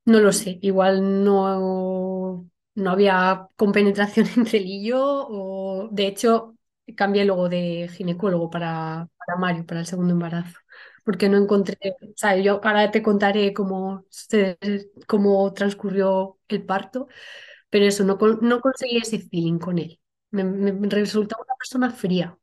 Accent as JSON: {"language": "Spanish", "area": "Toledo", "region": "Castilla-La Mancha", "country": "Spain", "moved": "as an adult", "lives_now": "Logroño, Spain", "said": "soy de Toledo, lo que pasa que actualmente vivo en La Rioja, en Logroño"}